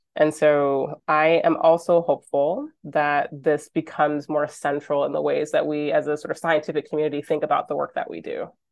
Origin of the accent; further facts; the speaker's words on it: Michigan, United States; moved away as an adult; now in Vancouver, Canada; I grew up in Michigan